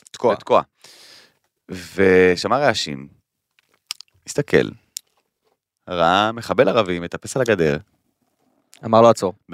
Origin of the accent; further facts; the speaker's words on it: Kiryat Arba, Judea and Samaria, Israel; שאני גדלתי בקריית ארבע, אני יודע.